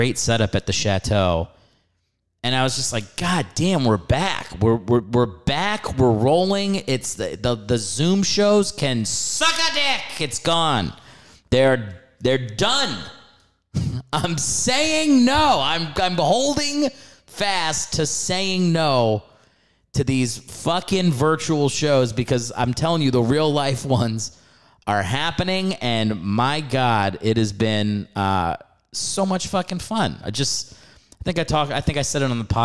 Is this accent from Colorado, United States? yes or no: no; New York City, New York, United States; moved away as an adult; now in Los Angeles, United States